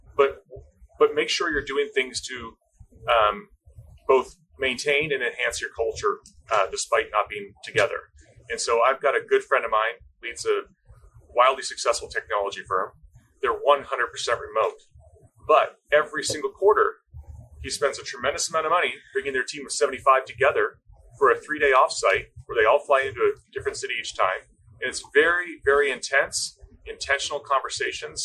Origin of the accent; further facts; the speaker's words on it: East Coast, United States; moved away as an adult; also born or lived in Washington; I grew up in the East Coast and moved out to the state of Washington to attend the University of Washington